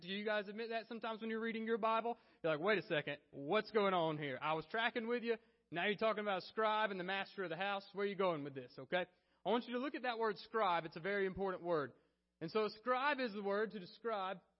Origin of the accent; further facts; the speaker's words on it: Alabama, United States; I was from Alabama